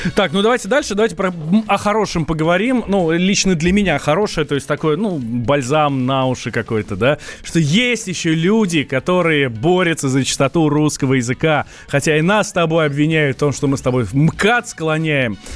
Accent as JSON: {"language": "Russian", "region": "Moscow", "country": "Russia", "tie": "born or raised there", "said": "Я русский, вырос в Москве."}